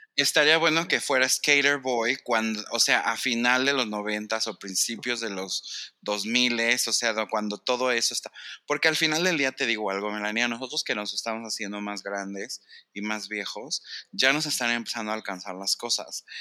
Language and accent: Spanish; Mexico; yo era mexicano